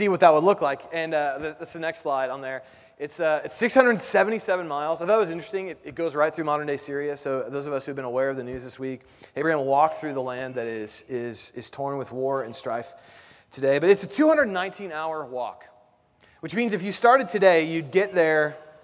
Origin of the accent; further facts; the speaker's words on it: Indianapolis, Indiana, United States; now in Kansas City, United States; I grew up in Indianapolis. I live in Kansas City